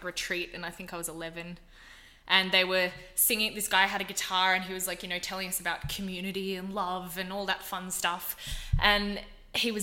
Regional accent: Gold Coast, Queensland, Australia; moved away; the main school that I went to for most of my like primary school and high school years was Marymount College on the Gold Coast

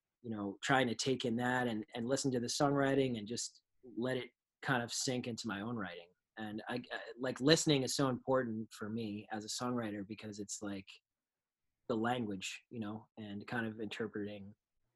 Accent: New York and Long Island, United States; growing up in New York and Long Island

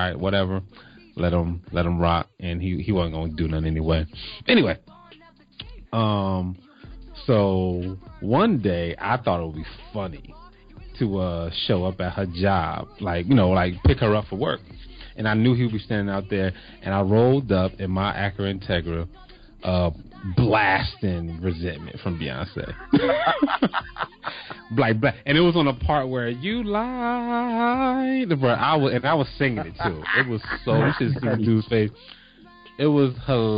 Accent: New Jersey, United States; now in Atlanta, United States; I'm from Jersey

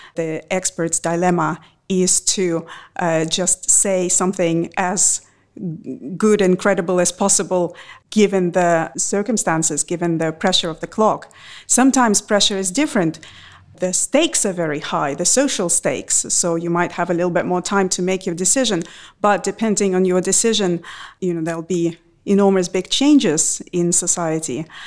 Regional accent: Russia; born or raised there

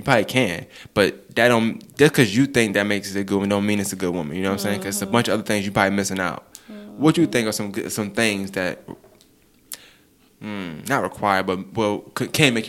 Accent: New York, United States; I'm from New York

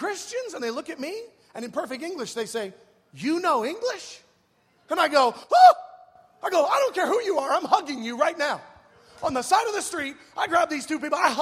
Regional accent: United States; I'm a missionary from America.

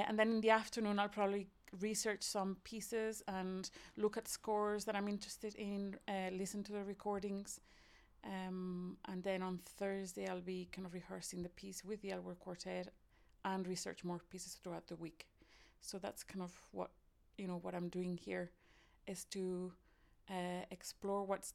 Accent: Spain; moved away as an adult; also born or lived in Ireland; now in Cork, Ireland; I'm originally from Spain, but I've been in Ireland for more than 20 years

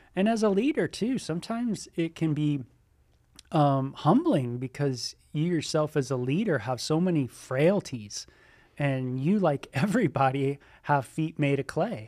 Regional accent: Southern California, United States; also born or lived in North Hollywood / Ventura County; I grew up in Southern California, uh, born in North Hollywood, and, uh, r, uh, raised out there, and then moved into, uh, Ventura County

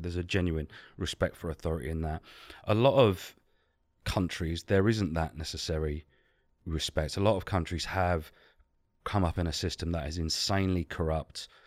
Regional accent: England, United Kingdom; we're English

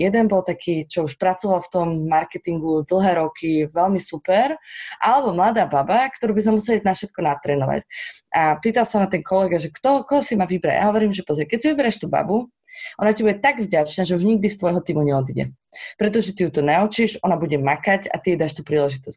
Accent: Slovakia; sme Slováci

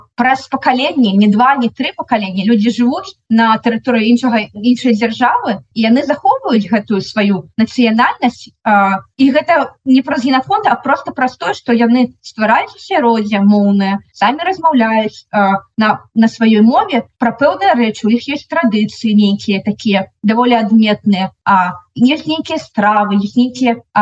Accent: Belarus; Belarusian is a second language; моя беларускасць

